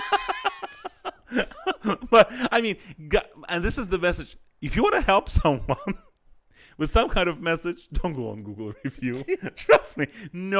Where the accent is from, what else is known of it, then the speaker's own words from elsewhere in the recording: Azerbaijan; I'm from Azerbaijan.